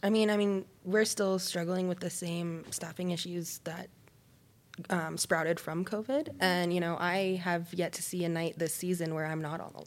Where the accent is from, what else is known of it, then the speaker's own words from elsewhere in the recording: Colorado, United States; growing up in Colorado